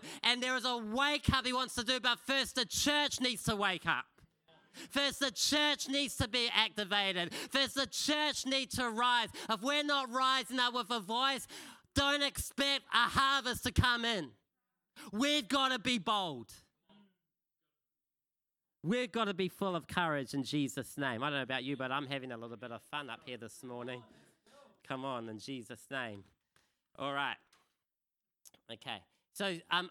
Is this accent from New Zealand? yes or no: yes; Kapiti Coast, Wellington, New Zealand; the church I was brought up in on the Kapiti Coast